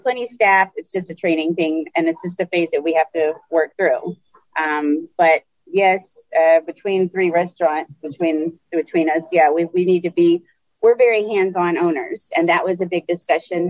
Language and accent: English; Texas, United States; I'm from Texas